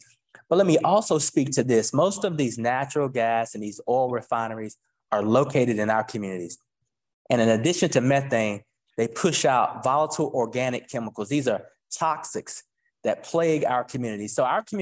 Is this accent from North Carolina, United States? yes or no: yes; Warren County, North Carolina, United States; my hometown of North Carolina, Warren County